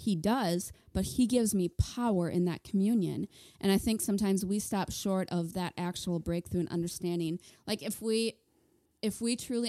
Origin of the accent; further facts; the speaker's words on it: Minnesota, United States; moved away; I was thinking on the way over here about how we're from Minnesota. We moved here 5 years ago. And when we were still in Minnesota